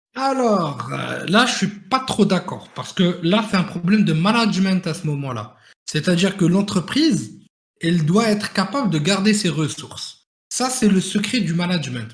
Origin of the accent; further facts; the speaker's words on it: Morocco; now in France; là d'où je viens, le Maroc